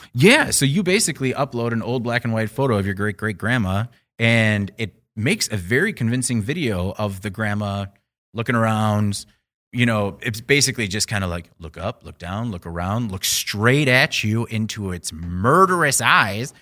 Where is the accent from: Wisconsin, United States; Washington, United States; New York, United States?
Wisconsin, United States; Burlington; I grew up in Burlington, Chocolate City, U S